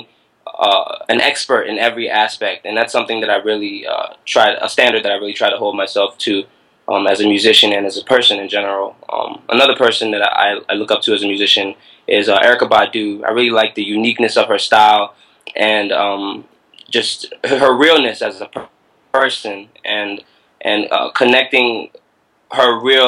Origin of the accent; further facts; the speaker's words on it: Prince George's County, Maryland, United States; I grew up in Atlanta, Maryland. It's really a little-known town in PG County